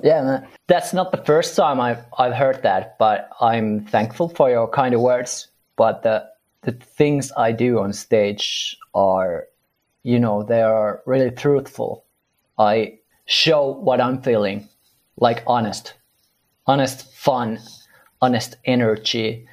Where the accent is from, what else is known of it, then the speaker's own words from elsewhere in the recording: Finland; we're from Finland